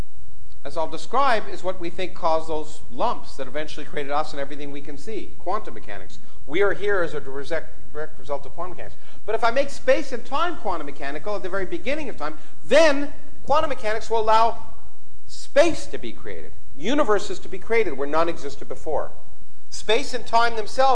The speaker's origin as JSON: {"language": "English", "country": "Canada", "tie": "born or raised there", "said": "I grew up in Canada"}